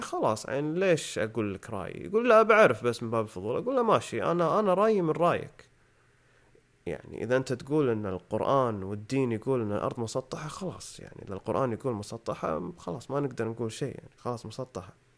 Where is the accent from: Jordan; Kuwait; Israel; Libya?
Kuwait; إحنا عندنا بالكويت